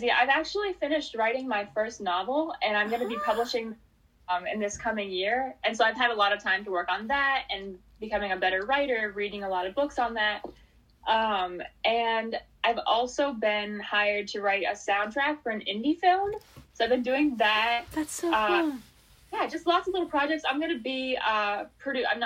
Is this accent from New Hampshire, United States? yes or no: yes; New Hampshire, United States; I'm a huge like early American history fan, and you really can't go anywhere in New Hampshire, New England, even that you know there's not a pl